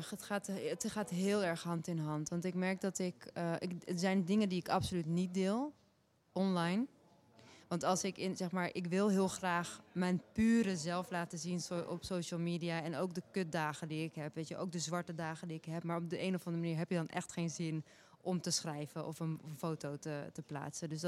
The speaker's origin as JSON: {"language": "Dutch", "country": "Turkey", "said": "ik ben een Turkse vrouw met een Aliwi achtergrond ehm, ik ben actrice ook."}